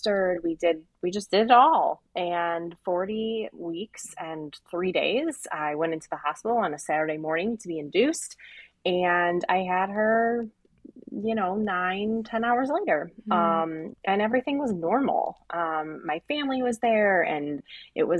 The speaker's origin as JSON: {"language": "English", "town": "Cleveland", "region": "Ohio", "country": "United States", "tie": "born or raised there", "said": "I am from Cleveland, born and raised here"}